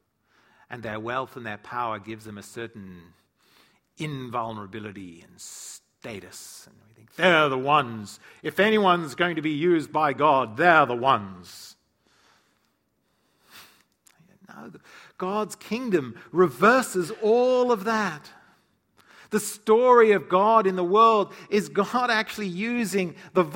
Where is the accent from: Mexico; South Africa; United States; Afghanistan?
South Africa; moved away; I grew up in South Africa